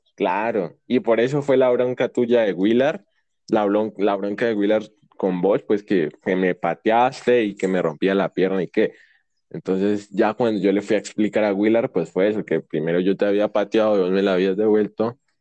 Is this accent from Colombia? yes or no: yes; Popayán, Cauca, Colombia; also born or lived in Puerto Tejada; yo eh, nací en Popayán y pues vivo acá actualmente